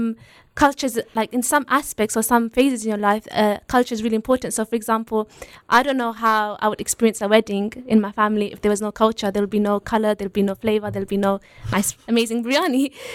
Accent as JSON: {"language": "English", "country": "United Kingdom", "said": "And then being British, you know, just the small British things about, like, talking about the weather"}